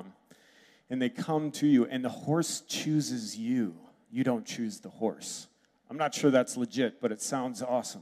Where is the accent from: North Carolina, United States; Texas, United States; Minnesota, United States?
Minnesota, United States; Red Wing; moved away; also born or lived in Wisconsin; I was born in Red Wing, lived in Wisconsin. I've got the like stoic Swede thing down.